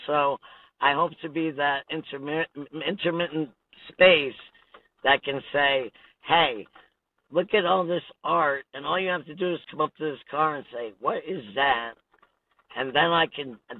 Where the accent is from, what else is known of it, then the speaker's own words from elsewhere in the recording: Connecticut, United States; now in Washington, United States; I'm from Connecticut and it rains there